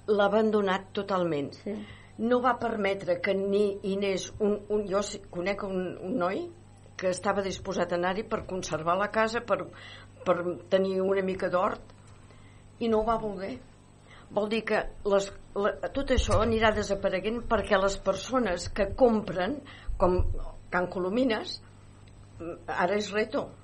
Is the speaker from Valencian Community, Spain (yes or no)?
no; Catalonia, Spain; saps que noto també que nosaltres que, com a catalans no som gaire no som gaire de mantenir les nostres tradicions i ponderar-les